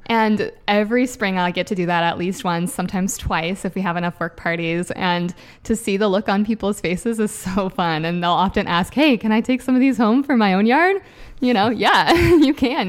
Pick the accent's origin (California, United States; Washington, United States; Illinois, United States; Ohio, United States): Washington, United States; Puget Sound; now in Everett, United States; I grew up on the Puget Sound